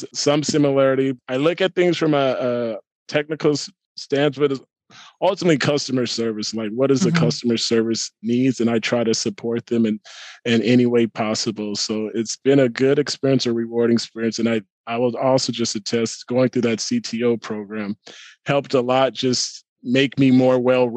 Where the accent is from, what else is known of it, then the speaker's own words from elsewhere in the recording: Inland Empire, California, United States; moved away as an adult; also born or lived in Moreno Valley, California / Ontario, California; now in Torrance, United States; I'm from the Inland Empire and I lived in Moreno Valley working in Riverside or lived in Ontario working in Riverside.